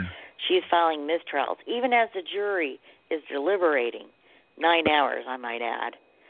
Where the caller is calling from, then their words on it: Tulsa, Oklahoma, United States; I'm calling from Tulsa, Oklahoma.